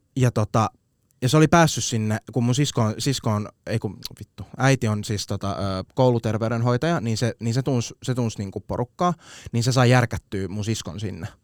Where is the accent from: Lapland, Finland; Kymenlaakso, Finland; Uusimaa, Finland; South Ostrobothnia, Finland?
Uusimaa, Finland; Vantaa; Tapulin kasvatti